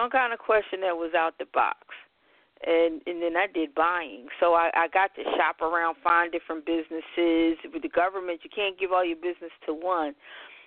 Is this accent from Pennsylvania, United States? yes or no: yes; Philadelphia, Pennsylvania, United States; I hail from Philadelphia, born and raised. Been here all my life, even though most people never believe I'm from Philadelphia